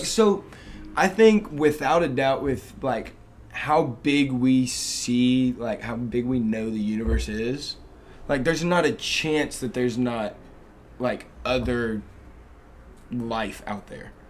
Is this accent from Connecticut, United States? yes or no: no; Dallas, Texas, United States; moved away; I'm from Dallas, Texas